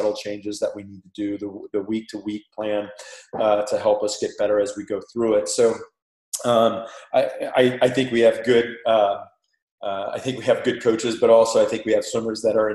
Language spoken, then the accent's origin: English; Panama; accent: Panamanian; That's my Panamanian accent coming out right there.